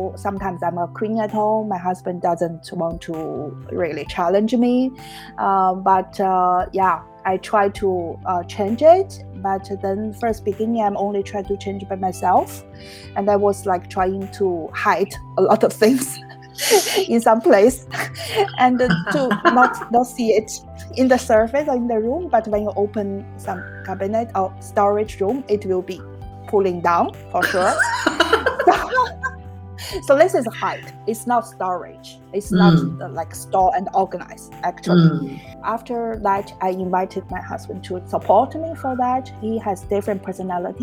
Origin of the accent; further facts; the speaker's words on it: Harbin, Heilongjiang, China; moved away as an adult; now in Prague, Czech Republic; It's in the northeast China. It's Harbin